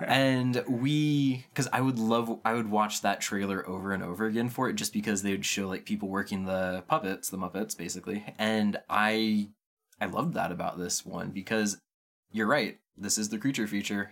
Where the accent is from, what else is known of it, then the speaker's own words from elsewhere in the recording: Pacific Northwest, United States; I'm from the Pacific Northwest, so is my wife